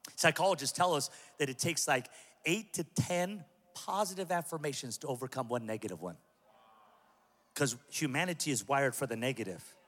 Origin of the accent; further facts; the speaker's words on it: Pico Rivera, California, United States; I'm from Pico Rivera